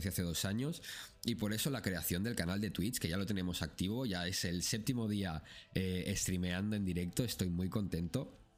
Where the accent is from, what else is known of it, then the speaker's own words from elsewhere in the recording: Spain; now in Kuwait; yo que vengo de España, la verdad es que lo, noto bastante.